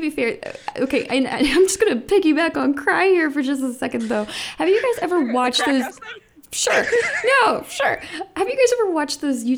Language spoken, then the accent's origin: English; Ohio, United States; I grew up in Ohio, but, you know, right across the river